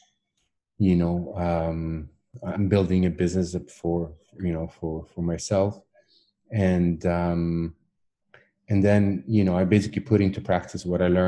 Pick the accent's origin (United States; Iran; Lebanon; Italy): Italy; first language Italian; English is a second language; originally I'm Italian. That's my mother tongue.